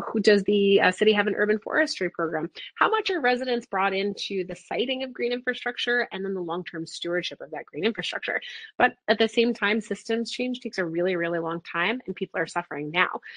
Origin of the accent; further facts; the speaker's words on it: New York City, New York, United States; I grew up in New York City.